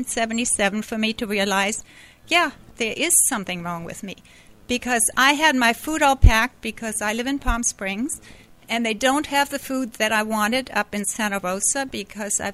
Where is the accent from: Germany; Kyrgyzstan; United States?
Germany; Hamburg; moved away as an adult; also born or lived in Canada; I grew up in Germany, in Hamburg